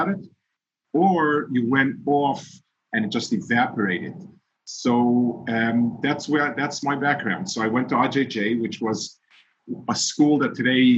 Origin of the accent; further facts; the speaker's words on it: New York City, New York, United States; first language Yiddish; English is a second language; I grew up with Yiddish as my first language. I didn't speak English till second grade. I grew up Lower East Side